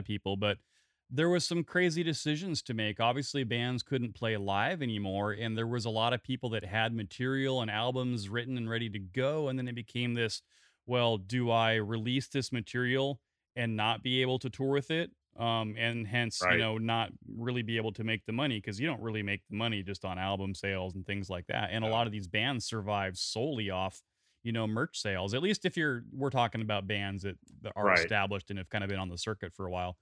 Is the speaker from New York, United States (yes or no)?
no; Salem, Oregon, United States; now in Seattle, United States; I was born in Salem, Oregon